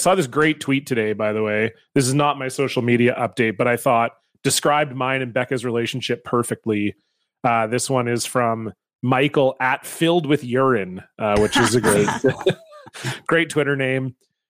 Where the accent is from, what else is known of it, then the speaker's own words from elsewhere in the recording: Canada; we're very Canadian